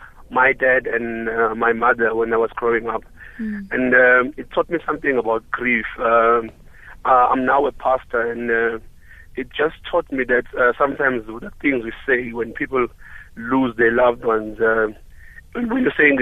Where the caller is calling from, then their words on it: Durban, KwaZulu-Natal, South Africa; I'm calling from Durban.